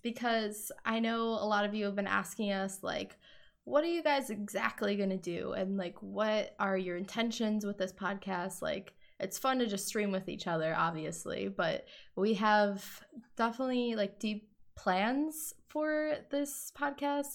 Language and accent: English; Wisconsin, United States; I am from Wisconsin